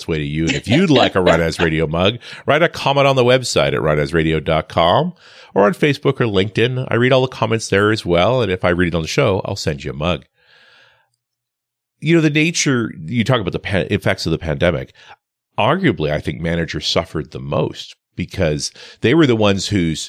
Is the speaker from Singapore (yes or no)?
no; Canada; I am Canadian after all